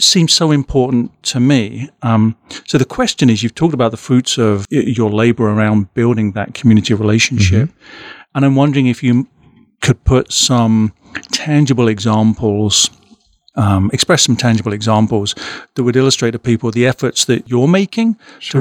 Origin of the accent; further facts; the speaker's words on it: United Kingdom; now in Omaha, United States; my experience as a as a Brit